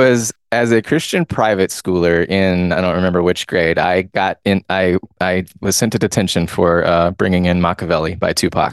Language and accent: English; Georgia, United States; I'm from Georgia